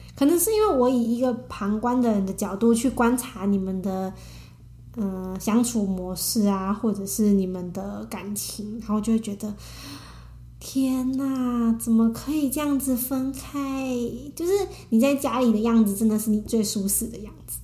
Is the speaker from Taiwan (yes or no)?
yes; Taiwan; 我们台湾人